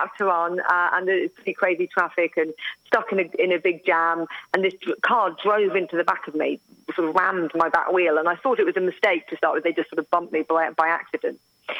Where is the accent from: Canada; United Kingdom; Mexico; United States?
United Kingdom